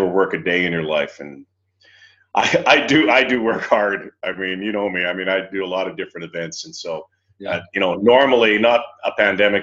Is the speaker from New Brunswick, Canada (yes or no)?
no; Winnipeg, Manitoba, Canada; I grew up in Winnipeg, and that was my life, just surrounded around sports